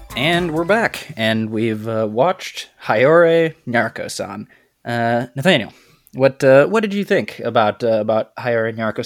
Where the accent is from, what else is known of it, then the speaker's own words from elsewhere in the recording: United States; as an American